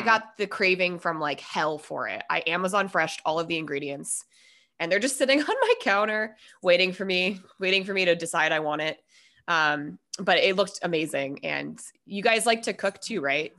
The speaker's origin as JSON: {"language": "English", "region": "Minnesota", "country": "United States", "tie": "born or raised there", "said": "I was born in Minnesota"}